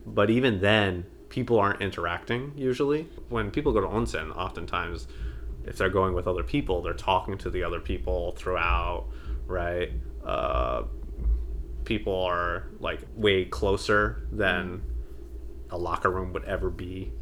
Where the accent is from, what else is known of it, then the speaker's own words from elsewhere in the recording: United States; I'm basically American well, I am American